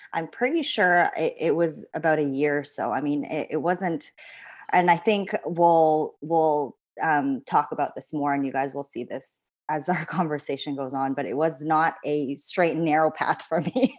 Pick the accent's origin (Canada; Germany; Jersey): Canada; moved away as an adult; also born or lived in Philippines; now in London, United Kingdom; I'm Canadian